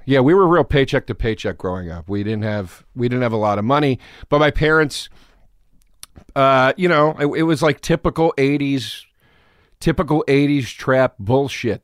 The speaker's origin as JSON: {"language": "English", "town": "Trappe", "region": "Pennsylvania", "country": "United States", "tie": "born or raised there", "also_born_or_lived": "Philadelphia, Pennsylvania", "said": "I was born in Philly"}